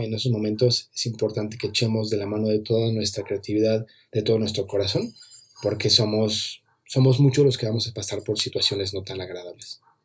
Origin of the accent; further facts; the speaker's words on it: Mexico; en mi país, aquí en México